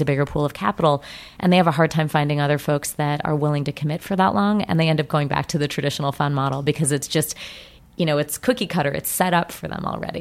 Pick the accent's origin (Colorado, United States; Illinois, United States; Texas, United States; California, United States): Colorado, United States; I grew up in Colorado